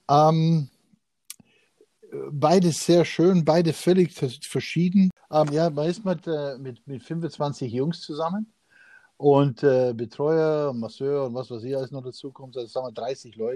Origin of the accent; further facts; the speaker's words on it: Canada; ich war als Jugendlicher viel in Canadian Open, weil ich da eben aufgewachsen bin in Kanada